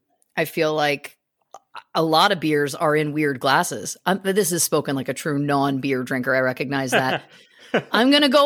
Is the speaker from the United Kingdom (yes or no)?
no; Belleville, Ontario, Canada; Shout out Belleville, Ontario, my hometown.